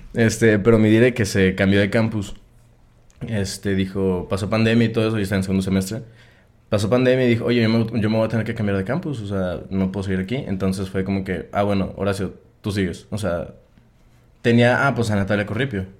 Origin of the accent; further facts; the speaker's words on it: Coahuila, Mexico; also born or lived in Guadalajara, Jalisco; now in Monterrey, Mexico; crecí toda mi vida en este ranchito que está en Coahuila